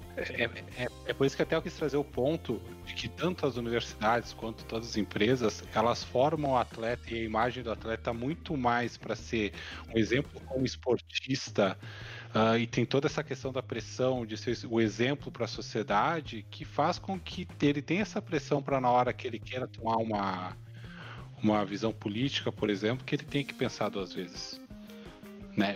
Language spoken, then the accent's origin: Portuguese; Brazil